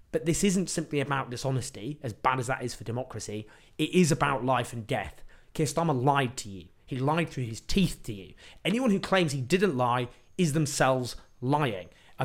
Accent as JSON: {"language": "English", "town": "Sheffield", "region": "Yorkshire and the Humber", "country": "United Kingdom", "tie": "born there", "said": "Louise Haig represents the seat I was born in Sheffield."}